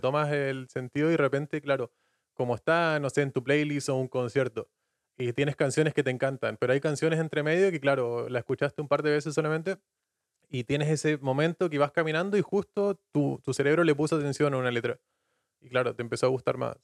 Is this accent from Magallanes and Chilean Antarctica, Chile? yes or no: yes; Puerto Natales, Magallanes and Chilean Antarctica, Chile; moved away as an adult; now in Dublin, Ireland; yo soy de una ciudad pequeña, eh, Puerto Natales